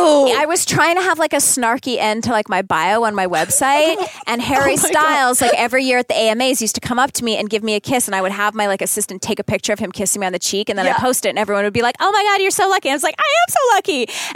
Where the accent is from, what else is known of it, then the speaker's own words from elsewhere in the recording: Canada; I'm Canadian.